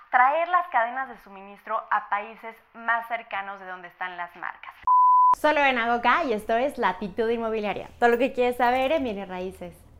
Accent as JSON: {"language": "Spanish", "region": "Hidalgo", "country": "Mexico", "said": "yo soy de Hidalgo, me he dedicado mucho a promover mi estado"}